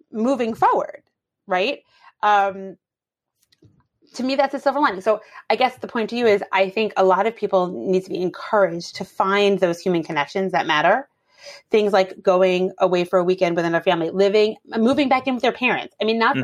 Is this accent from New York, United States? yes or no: yes; New York City, New York, United States; I grew up in Brooklyn